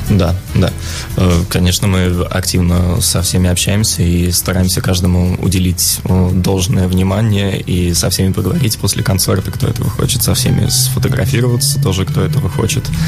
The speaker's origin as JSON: {"language": "Russian", "country": "Russia", "said": "мы из России"}